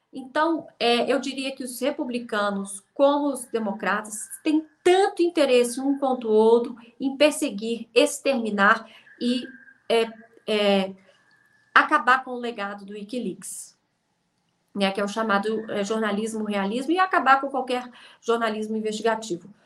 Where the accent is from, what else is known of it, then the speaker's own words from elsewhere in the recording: Brazil; now in United Kingdom; eu sou brasileira